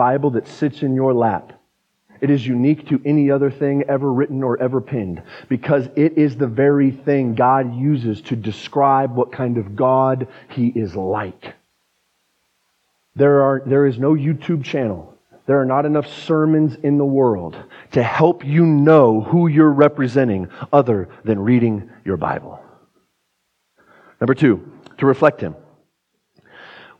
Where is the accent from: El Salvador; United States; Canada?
United States; Pueblo, Colorado; now in Fort Collins, United States; I'm from Pueblo